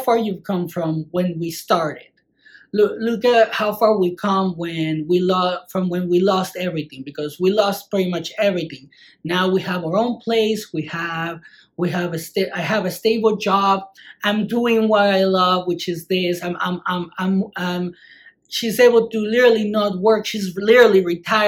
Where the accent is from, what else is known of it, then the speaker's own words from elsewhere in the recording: Mexico; moved away; when I grew up in Mexico